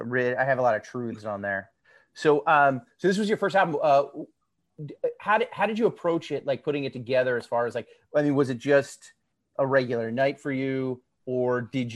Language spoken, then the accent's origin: English; Pennsylvania, United States; I grew up in Pearl Jam, Pennsylvania. Very small town. People don't know it. It's not really incorporated anymore.